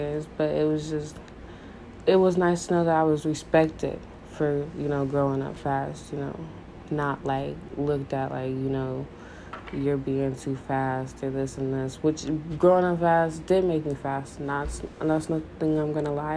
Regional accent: Richmond, Missouri, United States; also born or lived in Denver, Colorado; I was born in Denver, Colorado, but raised in Richmond, Missouri, a little tiny town in the middle of nowhere

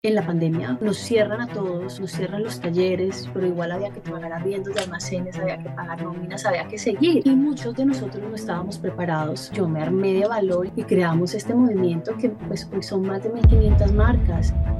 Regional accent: Bogotá, Bogotá Capital District, Colombia; moved away as an adult; now in Cali, Colombia; Yo soy caleña, pero me fui cuando tenía un año a vivir por fuera. Después llegué a Bogotá cuando tenía ocho años y bueno, regresé nuevamente a Cali cuando tenía veintinueve

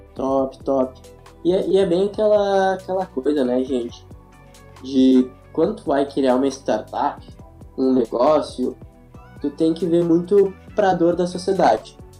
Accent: Rio Grande do Sul, Brazil; Sou gaúcho

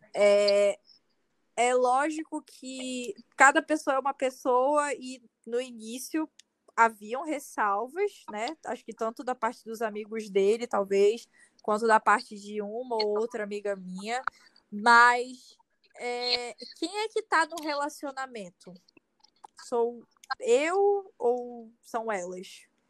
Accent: Manaus, Amazonas, Brazil; eu sou de Manaus, Amazonas

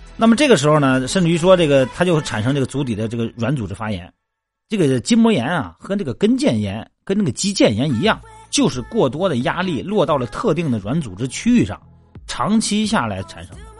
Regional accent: Jining, Shandong, China; moved away; 我老家不是山东济宁的嘛， 我那边好多湖， 啊， 这个小北湖啊，各种湖， 湖特别多

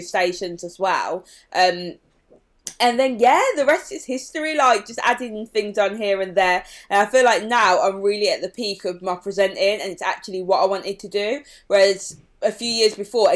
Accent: Birmingham, West Midlands, United Kingdom; accent: Birmingham; my accent is actually really strong. And everywhere I was going in London, people would be like, oh my God, your Birmingham accent

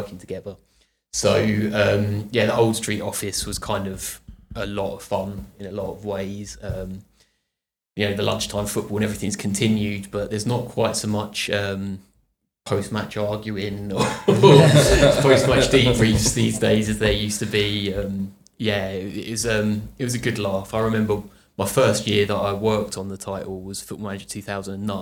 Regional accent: Pluckley, South East England, United Kingdom; I grew up in Pluckley, Kent

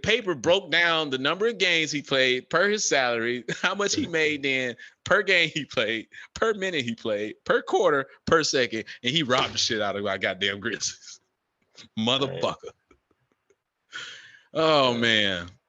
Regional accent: North Carolina, United States; He going to be like, man, Chris Paul from North Carolina. I'm from North Carolina.

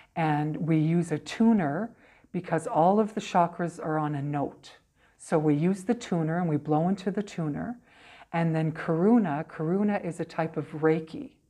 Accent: Brandon, Manitoba, Canada; also born or lived in Portage la Prairie, Manitoba / United States / Kamloops, British Columbia; So I came to Brandon. I was here when I was about eight. Um, so I've been here kind of uh, uh, off and on.

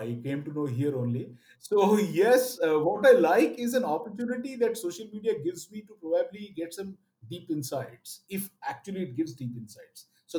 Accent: Odisha, India; first language Oriya; English is a second language; Of course, I speak well Bengali and all of that. Oriya is my mother tongue.

